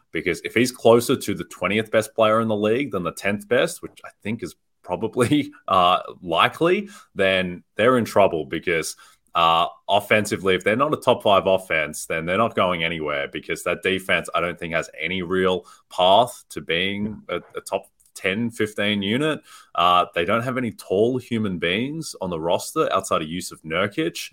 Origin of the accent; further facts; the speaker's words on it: Australia; moved away; I grew up in Australia